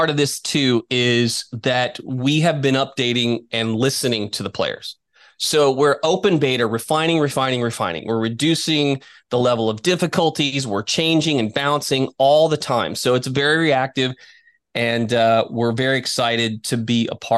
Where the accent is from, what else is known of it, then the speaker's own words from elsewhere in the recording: Midwest, United States; I come from the Midwest. I've had dairy cattle